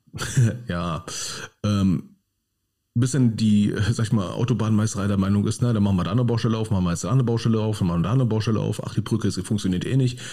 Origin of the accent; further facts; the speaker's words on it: Berlin, Germany; now in Krefeld, Germany; Ich stehe als Berliner am Hauptbahnhof in Düsseldorf